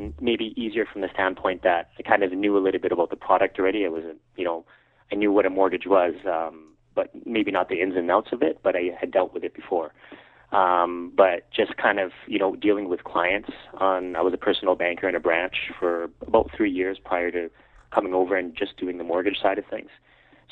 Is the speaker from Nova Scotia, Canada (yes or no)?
no; Calgary, Alberta, Canada; I was born and raised in Calgary